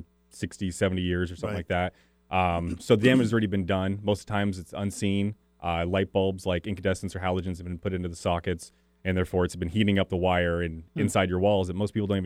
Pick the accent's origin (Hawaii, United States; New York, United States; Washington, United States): Washington, United States; Kirkland; also born or lived in Lake Stevens, Washington; I grew up in Juanita in a little rambler out there.